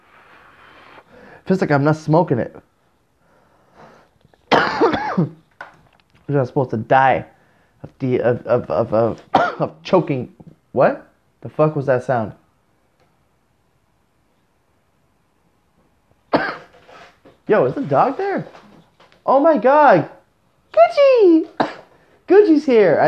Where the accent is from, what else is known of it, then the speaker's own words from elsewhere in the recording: Canada; I'm Canadian.